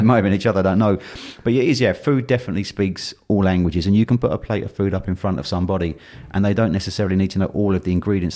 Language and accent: English; London, United Kingdom; I was born and brought up in London